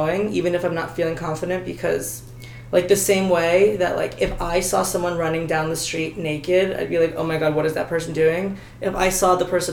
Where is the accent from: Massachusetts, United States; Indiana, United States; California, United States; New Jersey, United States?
New Jersey, United States; moved away as an adult; now in Los Angeles, United States; I grew up, you know, living in New Jersey